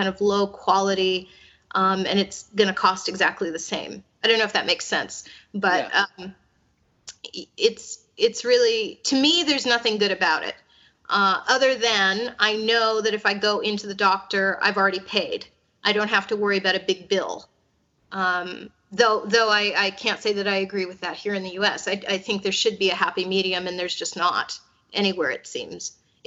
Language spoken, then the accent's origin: English; United States; now in Hungary; as an American